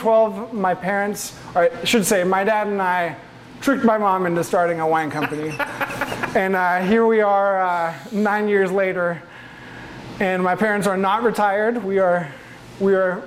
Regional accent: Oregon, United States; also born or lived in Denmark; we moved to Oregon when I was 9

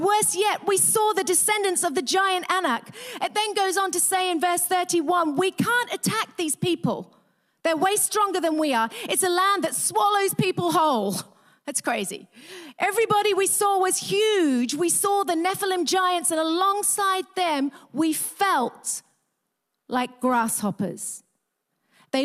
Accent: England, United Kingdom; moved away as an adult; also born or lived in Australia; I grew up in England

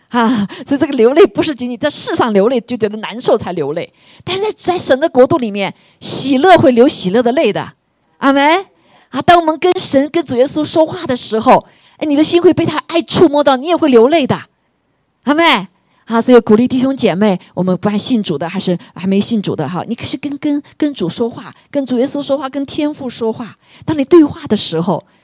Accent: China; 我们中国人为什么这么大的人口

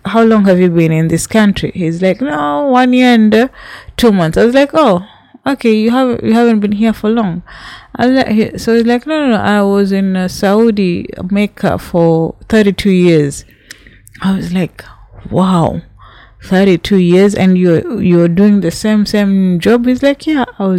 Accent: Kenya; I'm from Kenya

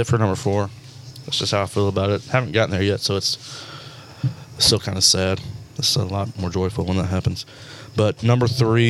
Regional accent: Marietta, United States; No, I'm from Marietta.

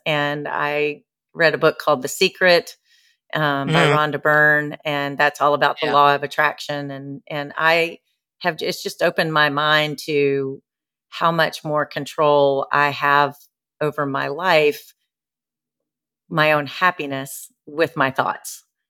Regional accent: Nashville, Tennessee, United States; moved away as an adult; now in Newport, United States; I'm from Nashville, but I live in Newport, Rhode Island by the ocean right now

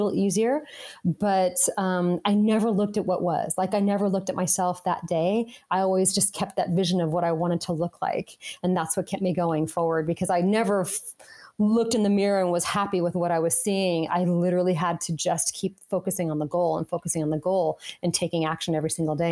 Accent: Las Vegas, Nevada, United States; I grew up in Las Vegas

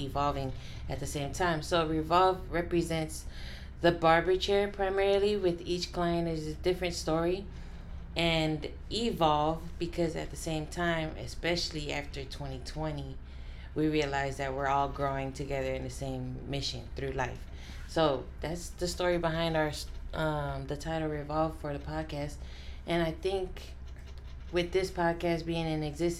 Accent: San Francisco, California, United States; also born or lived in Bronx, New York / Texas; now in Allen, United States; Originally from San Francisco, California, I did live in New York, however, in the Bronx for quite some time, and moved here to Texas 5 years ago

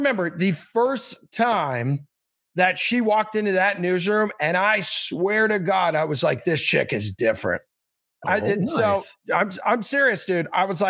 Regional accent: Jacksonville, Florida, United States; moved away; also born or lived in Pennsylvania; I grew up in Jacksonville, right outside Daytona.

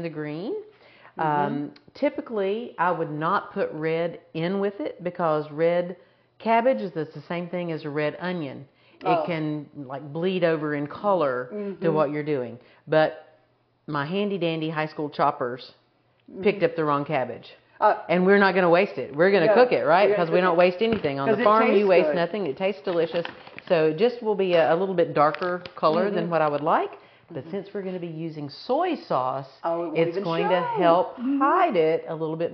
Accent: the South, United States; I'm Southern

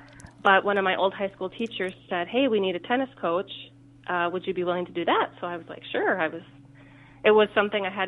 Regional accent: Faribault, Minnesota, United States; I played in high school. I'm from Faribault

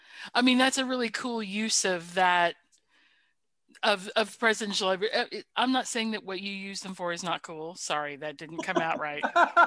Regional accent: the South, United States; I also don't use y'all referring to one person because I'm from the South and I understand what y'all means.

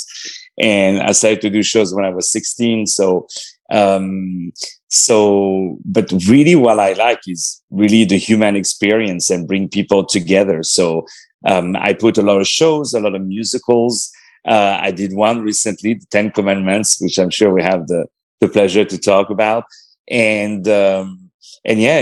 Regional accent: Paris, Île-de-France, France; I was born in Paris.

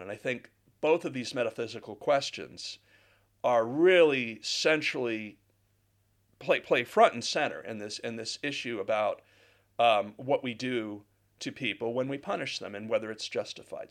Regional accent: United States; now in Guildford, United Kingdom; I'm an American

